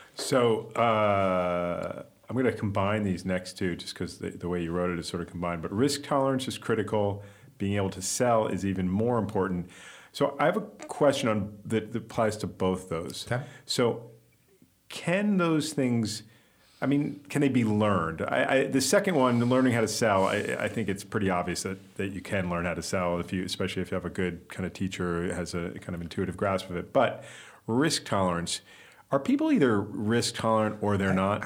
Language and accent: English; New York, United States; from the 1970s when I was growing up in New York